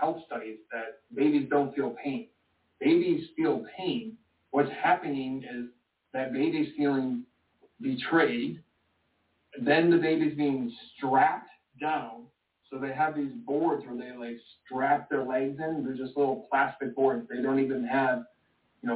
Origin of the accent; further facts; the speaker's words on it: Michigan, United States; I was born in Michigan